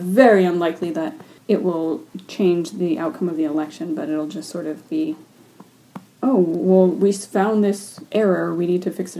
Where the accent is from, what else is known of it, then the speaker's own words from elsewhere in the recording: United States; now in Canada; growing up in the States